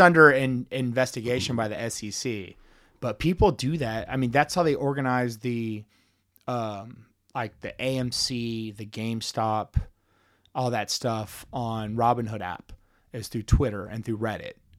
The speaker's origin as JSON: {"language": "English", "town": "Dallas", "region": "Texas", "country": "United States", "tie": "born or raised there", "moved": "yes", "lives_now": "Kansas City, United States", "said": "growing up in Dallas"}